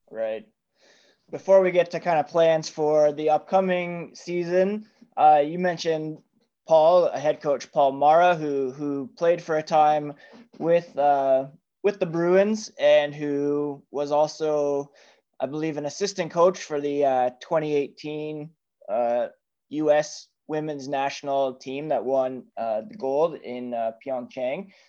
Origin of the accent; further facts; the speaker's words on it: Toronto, Ontario, Canada; I grew up in Ontario. I was born in Toronto.